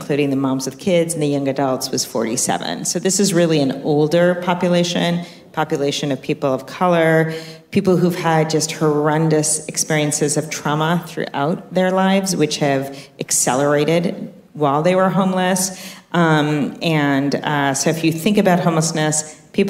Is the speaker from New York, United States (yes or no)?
yes; New York, United States; now in California, United States; I'm a New Yorker, if you can't tell by how fast I talk.